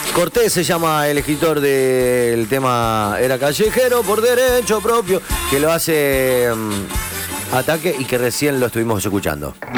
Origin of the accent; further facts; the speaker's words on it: Rosario, Santa Fe, Argentina; Somos rosarinos. Donde no va la S la metemos